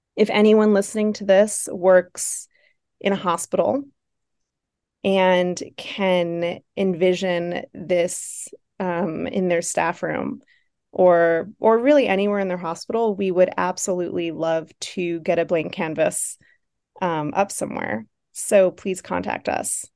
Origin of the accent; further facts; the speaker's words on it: Buffalo, New York, United States; accent: Buffalo; my buffalo accent